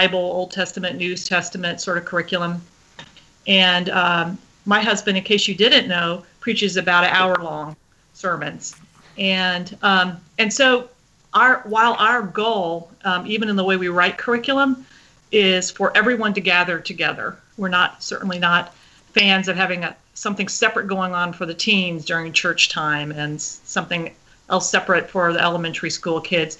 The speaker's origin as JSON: {"language": "English", "region": "Colorado", "country": "United States", "tie": "born or raised there", "said": "I grew up in Colorado most of the time"}